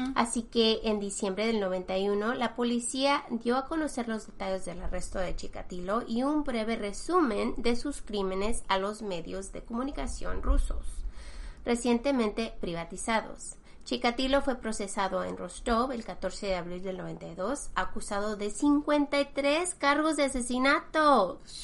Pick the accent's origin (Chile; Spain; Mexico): Mexico; now in United States; nosotros que somos mexicanos